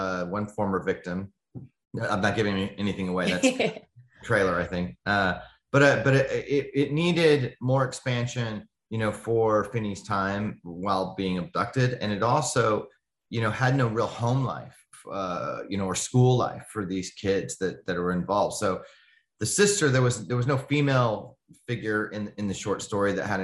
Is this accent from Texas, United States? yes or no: no; Denver, Colorado, United States; growing up in North Denver